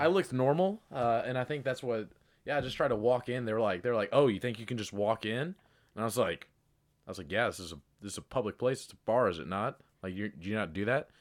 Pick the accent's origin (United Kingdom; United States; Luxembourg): United States; Kentucky; moved away; I'm from Kentucky